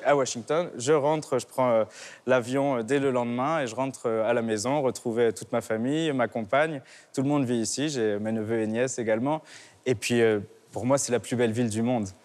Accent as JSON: {"language": "French", "town": "Nice", "region": "Provence-Alpes-Côte d'Azur", "country": "France", "tie": "born or raised there", "said": "Je suis né à Nice, j'ai fait toutes mes études euh, au conservatoire, euh, au lycée Masséna qui est juste en face"}